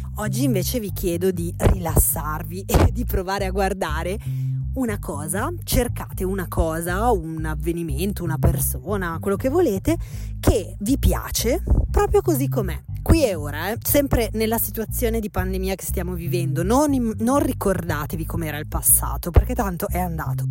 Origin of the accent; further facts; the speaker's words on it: Milan, Lombardy, Italy; la mia vita da milanese classica